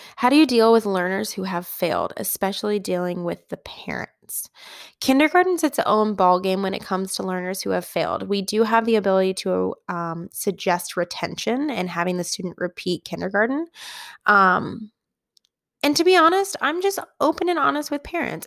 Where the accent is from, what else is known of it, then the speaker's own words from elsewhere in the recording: Midwest, United States; moved away as an adult; I grew up in the Midwest, and then I moved to the West.